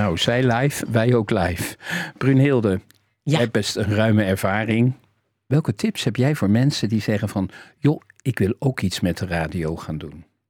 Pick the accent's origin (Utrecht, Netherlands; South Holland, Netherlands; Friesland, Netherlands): South Holland, Netherlands; Rotterdam; Mijn allergelukkigste jaren waren mijn MAVO-jaren in Overschie, waar ik geboren ben.